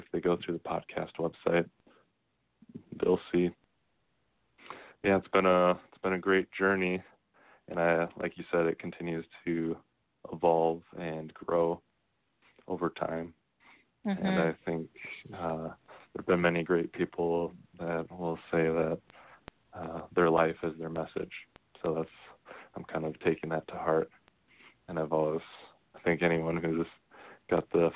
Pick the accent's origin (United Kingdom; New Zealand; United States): United States